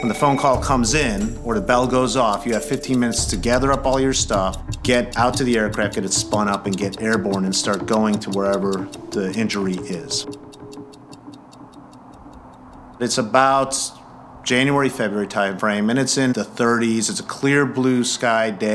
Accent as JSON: {"language": "English", "town": "Chicago", "region": "Illinois", "country": "United States", "said": "I'm from Chicago, Illinois."}